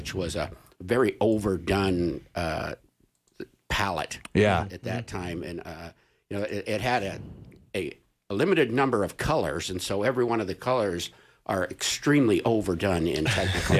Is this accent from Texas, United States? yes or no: no; Jackson, Wyoming, United States; I was born and raised in Jackson Hole